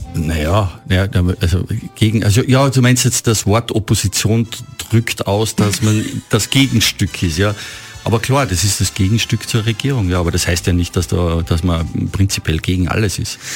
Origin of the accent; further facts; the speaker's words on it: Oberpinzgau, Salzburg, Austria; Oberpinzgauer Heimat, wo ich, wo ich groß geworden bin